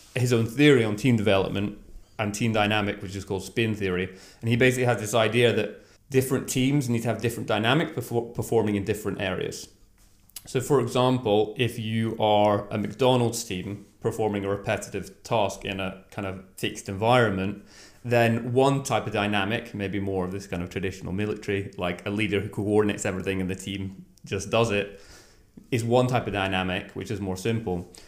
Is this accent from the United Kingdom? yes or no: yes; Scotland, United Kingdom; moved away as an adult; now in Norway; I grew up in Scotland